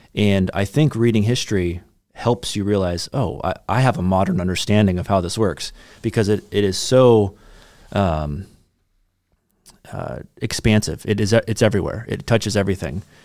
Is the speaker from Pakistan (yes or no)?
no; United States; as American, American Christians, we have the baggage of the American Revolution